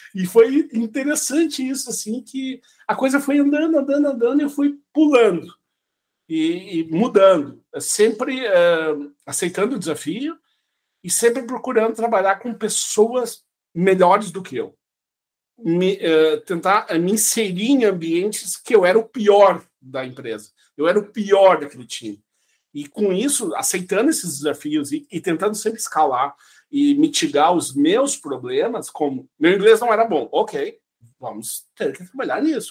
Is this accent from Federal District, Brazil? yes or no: no; Santa Cruz do Sul, Rio Grande do Sul, Brazil; moved away as an adult; also born or lived in São Luís Gonzaga, Brazil; now in Estonia; eu me criei em Santa Cruz do Sul